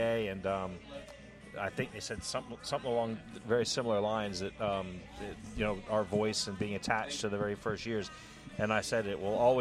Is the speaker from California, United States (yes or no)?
no; Tampa, Florida, United States; also born or lived in Orlando; I grew up in Tampa, and so I was there